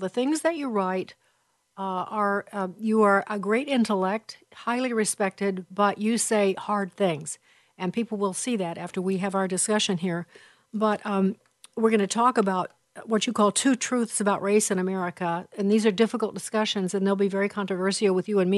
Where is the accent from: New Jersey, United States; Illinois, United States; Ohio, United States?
Illinois, United States; southern; moved away as an adult; also born or lived in Chicago; I was raised in southern Illinois in a little town of 6,000, and I lived there, well, until I was 18